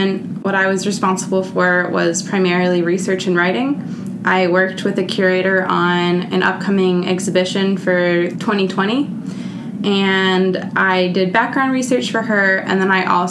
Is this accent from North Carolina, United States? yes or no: yes; Raleigh, North Carolina, United States; I'm from Raleigh, North Carolina.